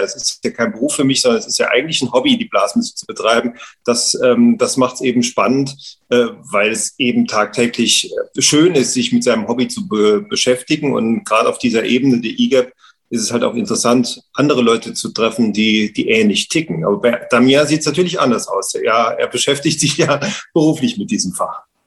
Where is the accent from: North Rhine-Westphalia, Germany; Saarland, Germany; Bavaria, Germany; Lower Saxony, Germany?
Saarland, Germany; bei uns im Saarland